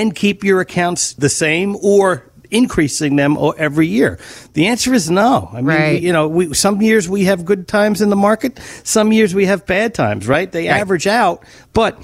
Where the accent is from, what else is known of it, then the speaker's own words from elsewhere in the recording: New Jersey, United States; I grew up in New Jersey